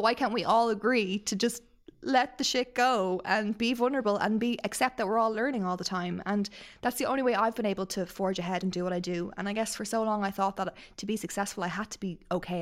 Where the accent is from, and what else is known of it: Ireland